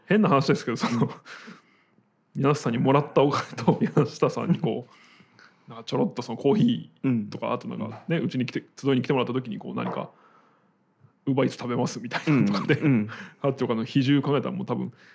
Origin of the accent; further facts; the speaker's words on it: Shiga, Japan; moved away; 僕の実家に帰る